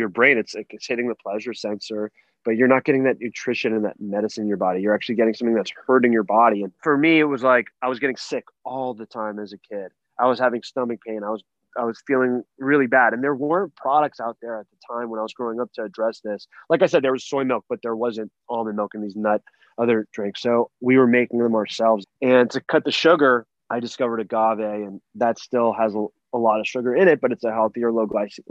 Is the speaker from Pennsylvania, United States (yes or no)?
no; Los Angeles, California, United States; born or raised there